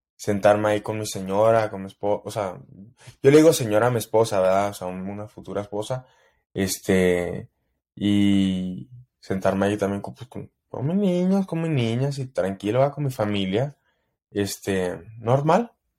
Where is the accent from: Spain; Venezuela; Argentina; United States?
United States; El Paso, Texas; en El Paso, mi pueblo